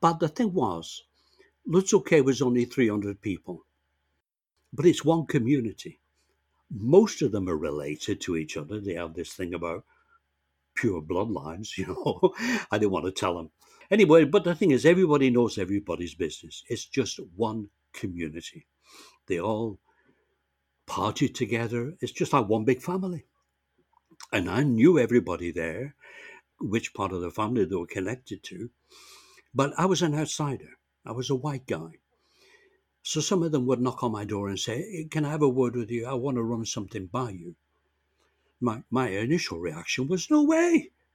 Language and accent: English; England, United Kingdom; moved away as an adult; now in Canada; I came to Canada when I was 19 from England by myself